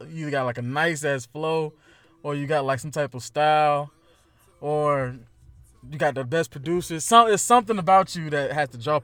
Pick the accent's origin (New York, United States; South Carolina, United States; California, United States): South Carolina, United States; Rock Hill; We're from Rock Hill, South Carolina